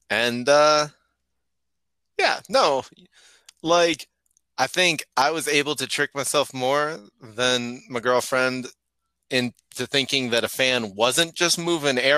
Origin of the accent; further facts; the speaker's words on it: Arizona, United States; now in Colorado, United States; Yeah, no, I'm from Arizona, and um, yeah, this is like I never moved.